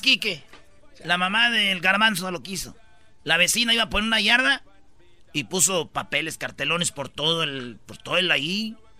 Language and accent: Spanish; Jiquilpan, Michoacán, Mexico; moved away; en Jiquilpan, Michoacán, de donde yo soy